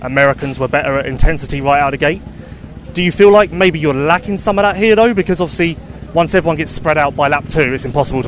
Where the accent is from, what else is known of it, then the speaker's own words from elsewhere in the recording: England, United Kingdom; I'm English. It's a long way from home for me